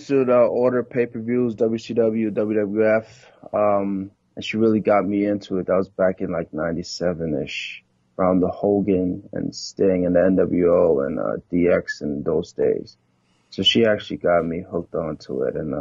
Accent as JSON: {"language": "English", "town": "New York City", "region": "New York", "country": "United States", "tie": "born or raised there", "also_born_or_lived": "Trinidad and Tobago (ancestry)", "moved": "as an adult", "lives_now": "Louisville, United States", "said": "I was born and raised actually in Brooklyn. My family's from Trinidad and Tobago"}